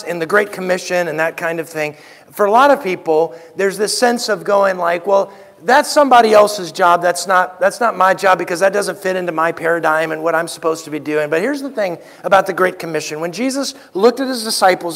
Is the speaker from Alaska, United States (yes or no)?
yes; Anchorage, Alaska, United States; also born or lived in Louisiana; now in Galena, United States; I was born in Anchorage, which is close to Alaska.